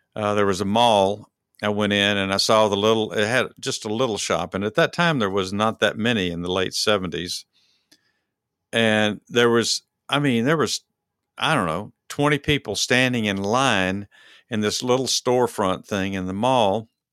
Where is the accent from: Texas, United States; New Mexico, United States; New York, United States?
Texas, United States; Dallas; I'm from Dallas, Texas